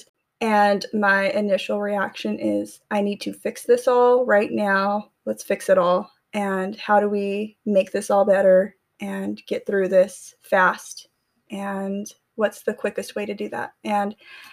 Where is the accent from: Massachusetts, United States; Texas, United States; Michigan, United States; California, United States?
California, United States; Tulare; moved away; I went back to my hometown, Tulare, California